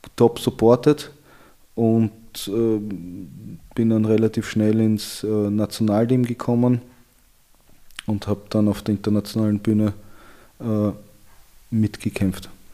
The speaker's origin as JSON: {"language": "German", "region": "Vienna", "country": "Austria", "tie": "born or raised there", "said": "Ich bin in Wien aufgewachsen"}